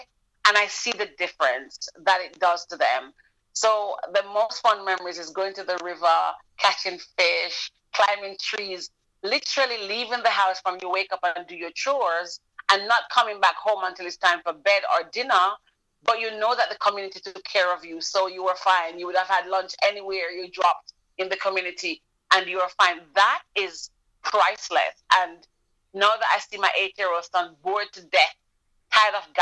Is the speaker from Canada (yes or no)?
no; Jamaica; moved away; we grew up in Jamaica